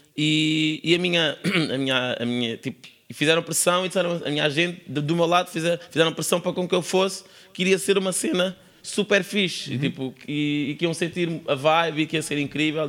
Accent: Sintra, Lisbon, Portugal; eu não nasci na linha de Sintra nasci na Praia de Magoita, em Sintra, sou mesmo da praia

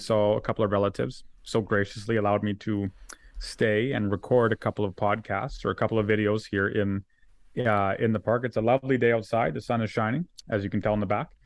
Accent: Alberta, Canada; we're Albertans.

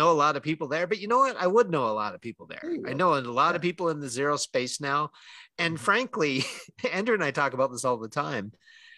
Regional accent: Calgary, Alberta, Canada; born or raised there

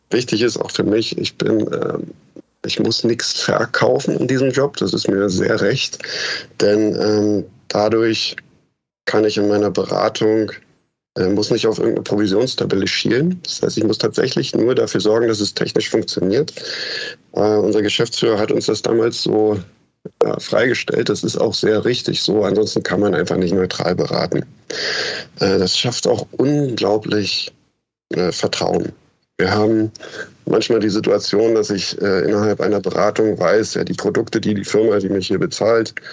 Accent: Germany; Ich bin äh, als Kind in der DDR geboren. Und äh, als ich 16 war, 15, 16, da kam die Wende.

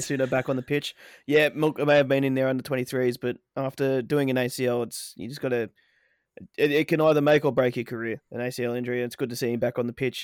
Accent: Australia; we are from Australia. The land down under

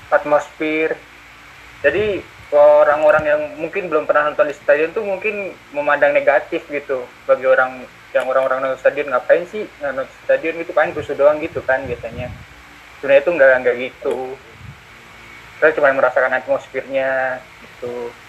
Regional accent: Sleman, Special Region of Yogyakarta, Indonesia; born there; karena gue lahir di Sleman

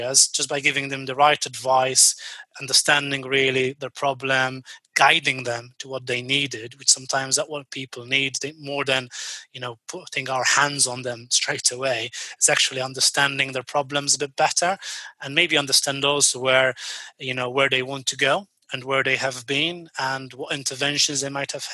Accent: Malta; now in United Kingdom; my home country, which is actually Malta

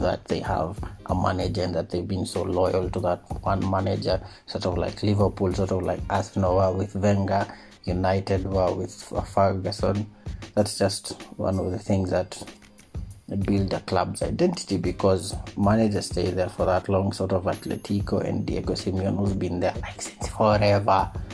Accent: Kenya; also born or lived in Nairobi; as a Kenyan.

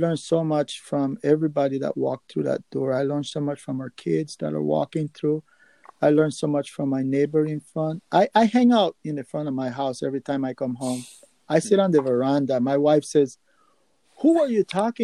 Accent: Nicaragua; moved away; also born or lived in New York City, United States; I grew up in Nicaragua

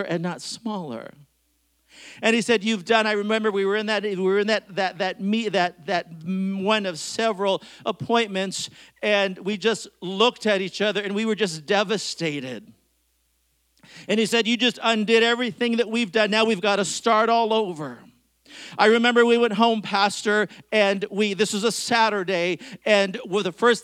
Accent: Bellingham, Washington, United States; I grew up in Bellingham, Washington

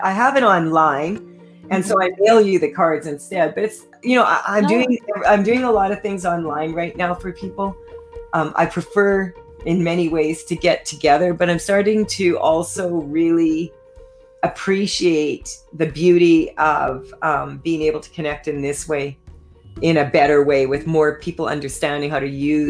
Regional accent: Saskatchewan, Canada; I was doing a lot of speaking engagements out here, and I was from Saskatchewan.

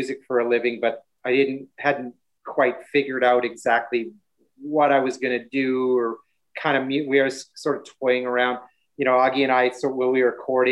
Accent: Regina, Saskatchewan, Canada; moved away; also born or lived in Vancouver / Montreal; I'm from the prairies

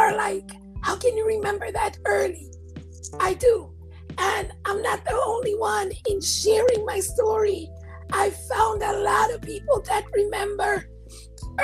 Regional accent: U.S. Virgin Islands; also born or lived in Puerto Rico / Washington State, United States; now in Georgia, United States; I was born in Puerto Rico, raised on St. Croix, U.S. Virgin Islands, and then went to live in Washington State

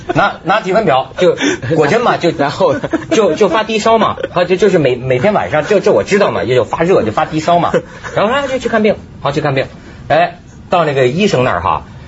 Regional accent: China; 咱们大陆人

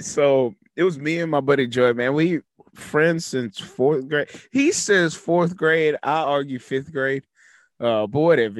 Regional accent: Navasota, Texas, United States; moved away; my hometown. Nothing against Navasota

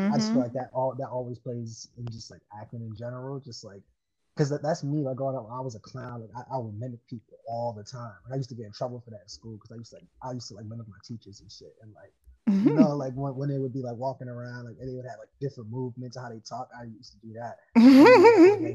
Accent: New York City, New York, United States; growing up in Harlem, especially having a bunch of different friends

